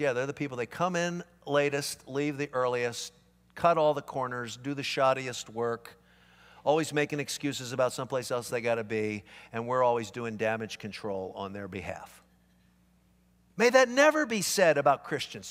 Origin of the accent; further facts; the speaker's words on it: Philadelphia, Pennsylvania, United States; moved away; I grew up back east. I grew up in Philadelphia